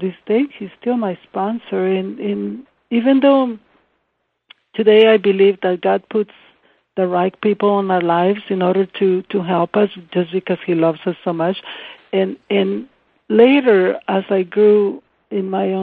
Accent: Ensenada, Baja California, Mexico; English is a second language; moved away; I grew up in Ensenada on the beach

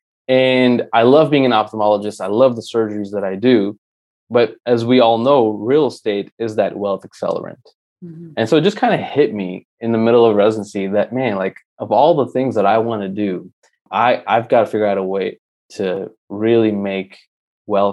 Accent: Tyler, Texas, United States; also born or lived in Mumbai, India / New York; we came from Mumbai, India. I was 7 years old, and that was in 1997

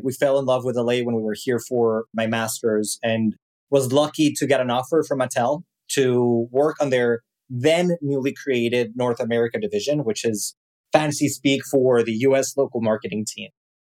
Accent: Mexico City, Mexico; as you can probably tell by my accent, I am not from here. I was born and raised in Mexico City and started my career in marketing

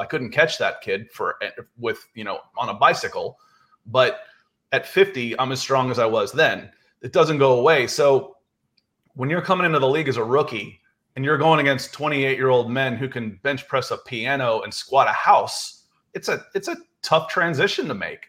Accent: the South, United States; moved away as an adult; also born or lived in California; I'm from the South

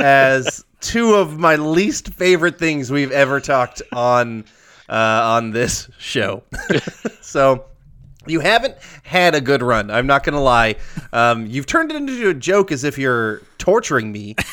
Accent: the South, United States; also born or lived in Midwest; we were born there, but we're both from the South

